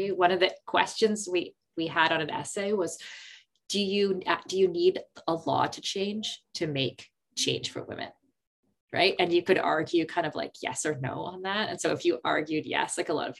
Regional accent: Canada; when I was a kid growing up

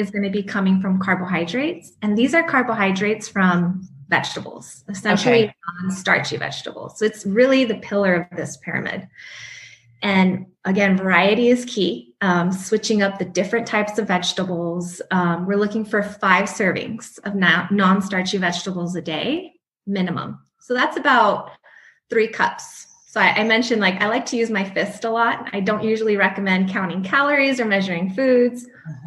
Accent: El Paso, Texas, United States; moved away; also born or lived in New Mexico; I'm originally from El Paso, Texas

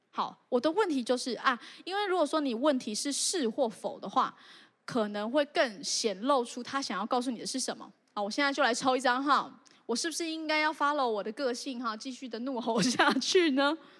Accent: Zhongli, Taoyuan, Taiwan; 我虽然住在中立，好像也没有很偏乡，可是我真的是一个野人

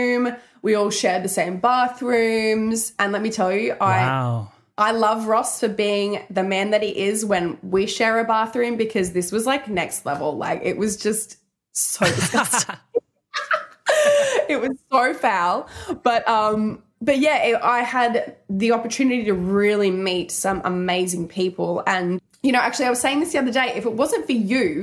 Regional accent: Brisbane, Queensland, Australia; I come from Australia. I grew up, like, you know, with chickens and geese in my backyard

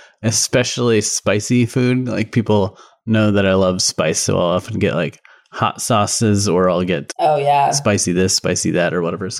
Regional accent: Colorado, United States; moved away; I grew up in Colorado, super sunny all the time.

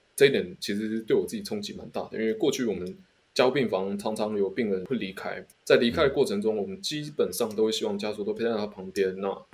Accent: Taiwan; 我们嗯。台湾人没有，没有什么天生抗体这样子

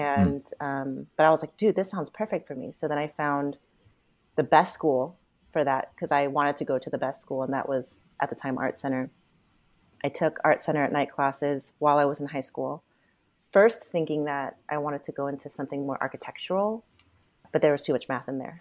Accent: Buena Park, California, United States; also born or lived in Cerritos, California; I lived in Buena Park up until I was eighteen

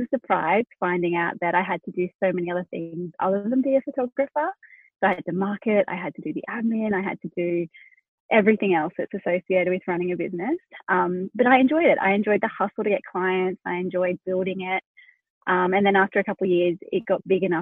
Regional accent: Australia; accent: Australian; also born or lived in Hunter Valley, New South Wales; We're in Australia. I didn't mention that. You can tell from my accent, but yeah, we're located down in New South Wales.

